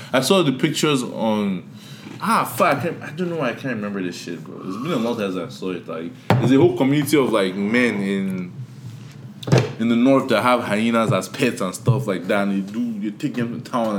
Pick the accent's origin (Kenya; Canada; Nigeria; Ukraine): Nigeria; now in United States; I'm from Nigeria